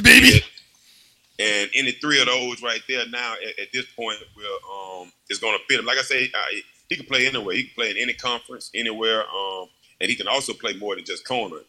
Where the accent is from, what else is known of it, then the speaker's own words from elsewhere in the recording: Baton Rouge, Louisiana, United States; moved away as an adult; also born or lived in Green Bay; I wanted to always come back to Baton Rouge where I grew up